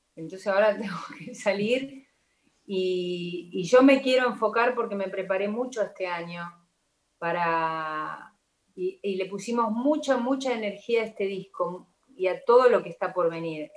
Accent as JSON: {"language": "Spanish", "country": "Argentina", "said": "como argentina que soy eh, orgullosa de serlo"}